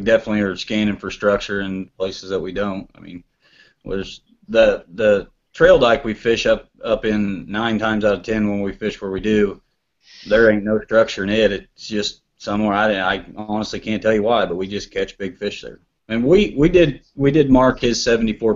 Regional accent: Ravenwood, Missouri, United States; We're from Ravenwood, Missouri. It's a little town probably nobody's ever

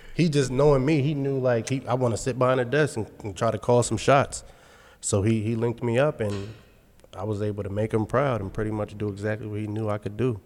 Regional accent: Carlisle, Pennsylvania, United States; also born or lived in Texas; I'm from Carlisle, Pennsylvania

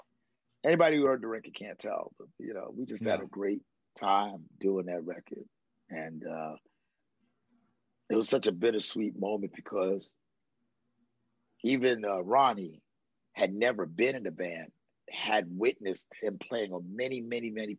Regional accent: New York, United States; I'm a New Yorker.

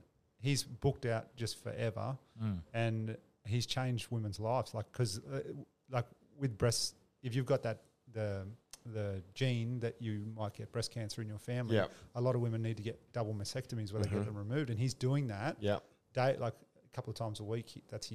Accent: East Coast, United States; And I grew up in the East Coast and his dad is my dad's older brother.

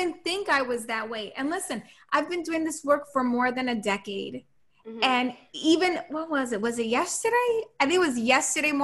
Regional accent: New York City, New York, United States; I'm from New York City

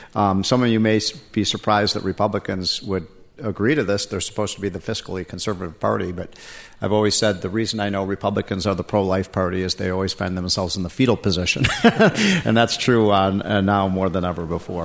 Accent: Illinois, United States; moved away; also born or lived in Washington, D.C. / Virginia; In Illinois, my home state

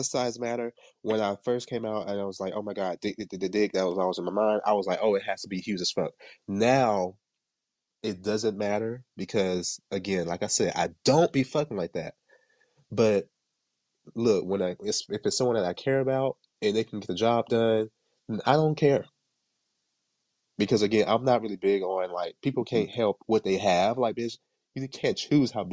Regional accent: Jamaica; me being Jamaican

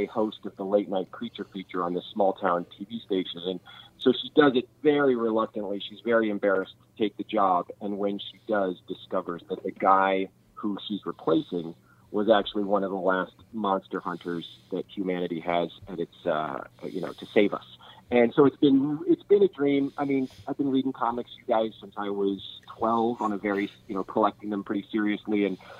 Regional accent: Kansas City, Missouri, United States; I grew up in Kansas City with my local creature feature host was named Cremation Mortem

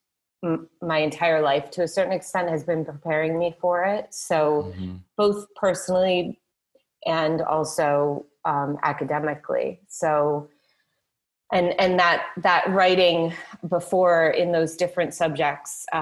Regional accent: Midwest, United States; I was raised in the Midwest. You know, we're really salt-of-the-earth type people

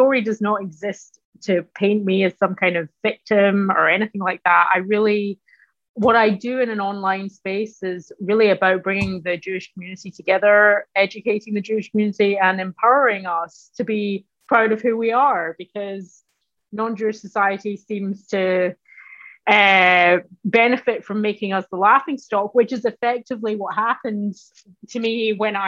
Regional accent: Glasgow, Scotland, United Kingdom; moved away as an adult; now in United States; I'm Scottish. And more specifically, I'm Glaswegian

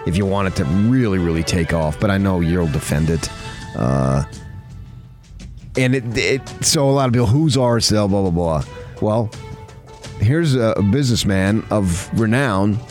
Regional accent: New Jersey, United States; also born or lived in Arizona; now in Utah, United States; my hometown, my original hometown

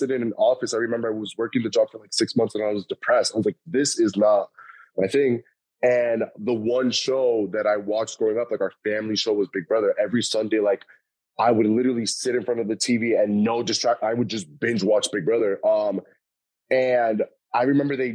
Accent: West New York, New Jersey, United States; now in Miami, United States; I was born in Jersey, raised in like West New York area

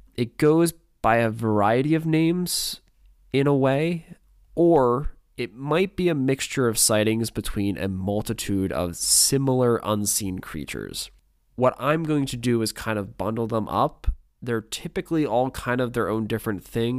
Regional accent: Pennsylvania, United States; my home state of Pennsylvania

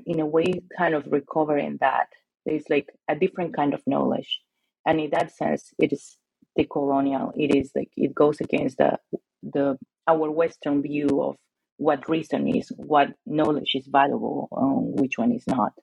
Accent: Lima, Peru; moved away; also born or lived in Arizona, United States; I'm Peruvian and I'm from Lima

